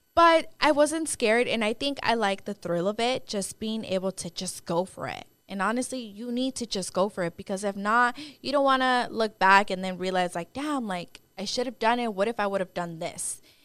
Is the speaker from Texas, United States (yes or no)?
yes; Dallas, Texas, United States; I am from Dallas, Texas. I was born and raised here.